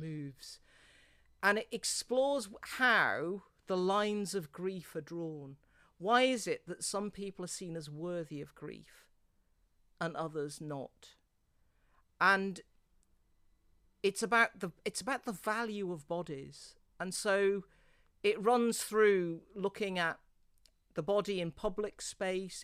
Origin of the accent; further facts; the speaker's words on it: near Worcestershire, West Midlands, United Kingdom; moved away; I grew up near Worcestershire, but intriguingly, I think the little village church where I grew up.